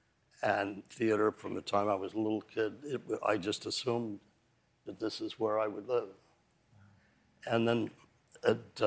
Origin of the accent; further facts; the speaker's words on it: Kansas City, Missouri, United States; now in New York City, United States; I've always been a New Yorker, even when I was growing up in Kansas City.